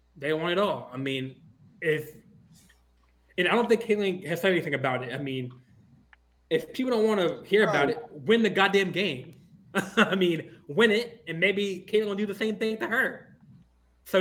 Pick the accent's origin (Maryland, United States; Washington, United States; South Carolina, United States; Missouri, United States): Maryland, United States; I'm from Maryland. I got a Maryland number, 443-410 area.